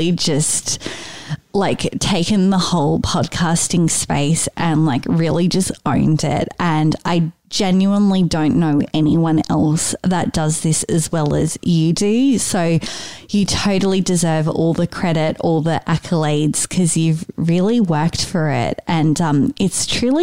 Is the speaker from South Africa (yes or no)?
no; Sydney, New South Wales, Australia; I was born and raised in Sydney. So I've lived in Sydney my entire life.